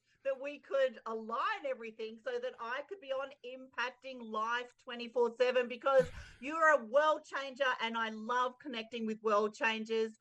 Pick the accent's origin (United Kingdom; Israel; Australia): Australia; Perth, Western Australia; I grew up in Perth, Western Australia